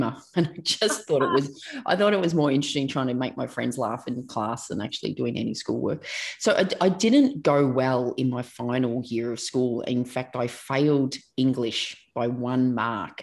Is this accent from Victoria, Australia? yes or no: yes; Melbourne, Victoria, Australia; I grew up in Melbourne, Australia, and still live and work in Melbourne, Australia.